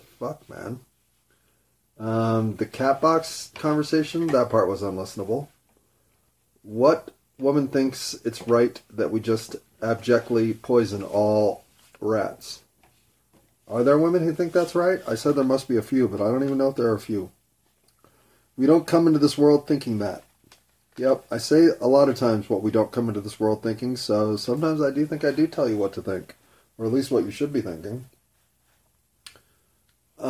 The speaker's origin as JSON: {"language": "English", "country": "United States", "said": "I had pride in being an American"}